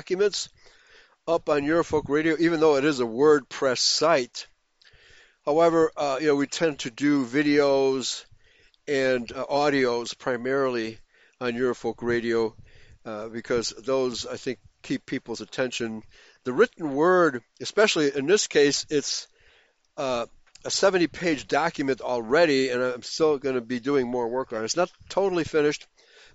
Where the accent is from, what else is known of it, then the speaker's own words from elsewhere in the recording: Chicago, Illinois, United States; moved away as an adult; now in Harrison, United States; I'm a Chicagoan, lifelong Chicagoan.